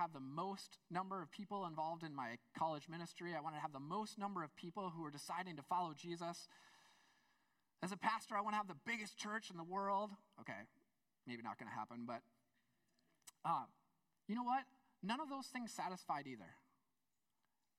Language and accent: English; United States; I'm an American